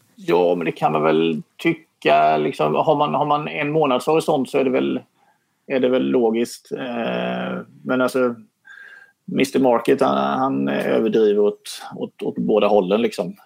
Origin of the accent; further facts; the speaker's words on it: Småland, Sweden; som smålänning